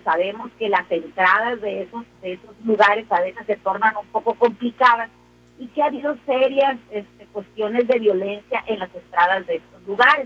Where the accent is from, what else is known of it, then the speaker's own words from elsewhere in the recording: Sinaloa, Mexico; somos los sinaloenses, así hechos para adelante y atrabancados